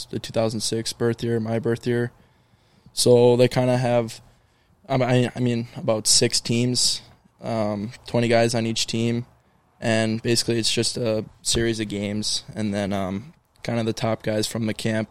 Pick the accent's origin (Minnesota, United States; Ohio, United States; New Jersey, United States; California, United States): Minnesota, United States; Woodbury; I grew up playing hockey in Woodbury, great spot for young kids.